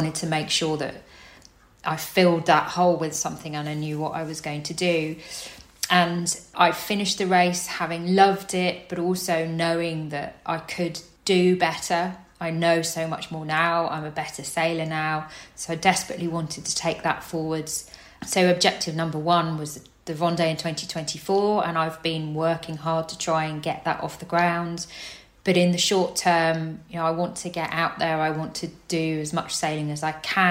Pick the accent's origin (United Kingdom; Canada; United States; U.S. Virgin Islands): United Kingdom; Cambridgeshire, East of England; now in Poole, United Kingdom; I grew up in Cambridgeshire, so completely landlocked